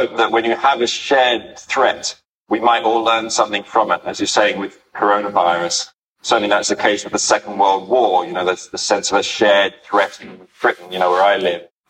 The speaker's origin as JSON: {"language": "English", "town": "Sydney", "region": "New South Wales", "country": "Australia", "tie": "born or raised there", "said": "I'm from Sydney"}